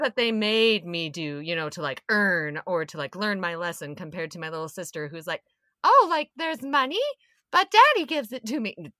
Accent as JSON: {"language": "English", "region": "South Dakota", "country": "United States", "said": "I'm from South Dakota"}